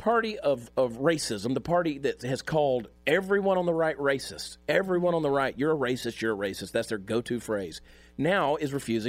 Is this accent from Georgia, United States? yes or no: yes; Augusta, Georgia, United States; He's from my hometown, Augusta, Georgia